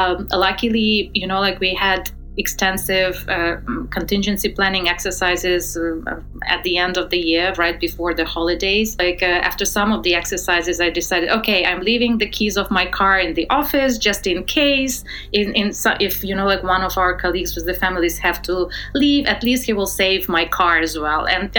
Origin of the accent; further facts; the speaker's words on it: Western Ukraine, Ukraine; now in Kyiv, Ukraine; I'm just coming from Western Ukraine, which is currently the safest place in the country